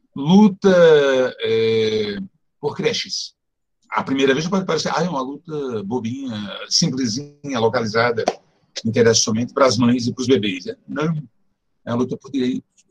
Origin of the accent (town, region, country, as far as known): Natal, Rio Grande do Norte, Brazil; born or raised there; moved away as an adult; now in São Paulo, Brazil